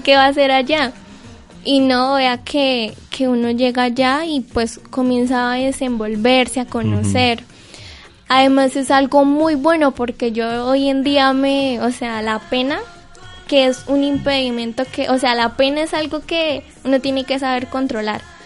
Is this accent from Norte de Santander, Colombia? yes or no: yes; Cúcuta, Norte de Santander, Colombia; also born or lived in Santiago, Norte de Santander; Yo soy cucuteña, yo soy de la Universidad Francisco de Paula Santander, vivo en un pueblo en las afueras de Cúcuta que se llama Santiago